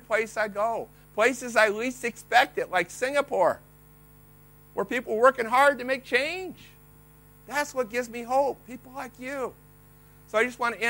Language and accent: English; Iowa, United States; I was raised in Iowa